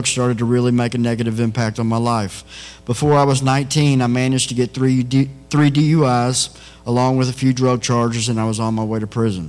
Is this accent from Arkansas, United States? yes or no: no; Texas, United States; I was raised in Texas by my mom and stepdad